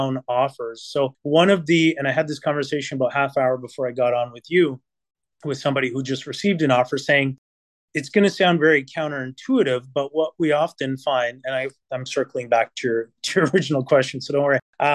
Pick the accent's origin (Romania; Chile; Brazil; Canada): Canada; Vancouver, British Columbia; also born or lived in Italy / Toronto; now in Burlington, Canada; I am from Vancouver